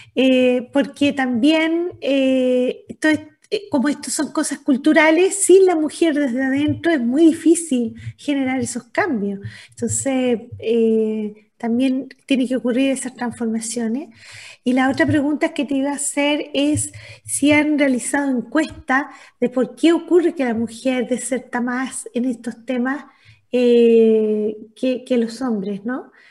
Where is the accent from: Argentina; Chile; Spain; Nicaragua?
Chile; Antofagasta; Yo soy antofagastina